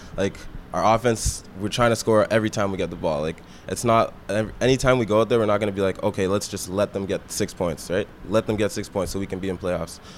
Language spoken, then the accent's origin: English; Waterloo, Ontario, Canada; I'm a guy from Waterloo